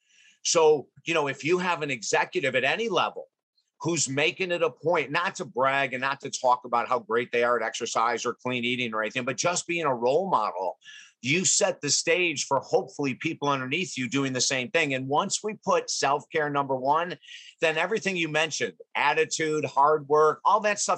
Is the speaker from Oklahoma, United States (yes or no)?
no; Syracuse, New York, United States; I was raised in Syracuse, New York.